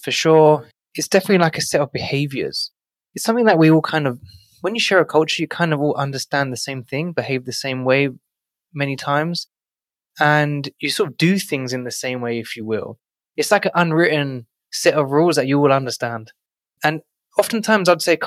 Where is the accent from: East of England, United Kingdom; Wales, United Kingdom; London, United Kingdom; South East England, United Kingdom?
London, United Kingdom; now in New York City, United States; growing up in one of London's most financially deprived